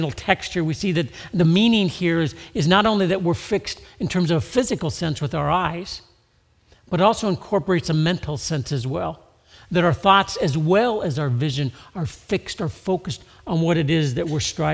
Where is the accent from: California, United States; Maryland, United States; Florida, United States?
California, United States; Southern; I grew up in Southern California